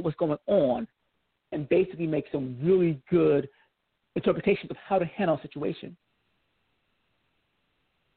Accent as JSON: {"language": "English", "region": "New York", "country": "United States", "tie": "born or raised there", "also_born_or_lived": "Georgia", "moved": "yes", "lives_now": "California, United States", "said": "I grew up as a New Yorker all the way through."}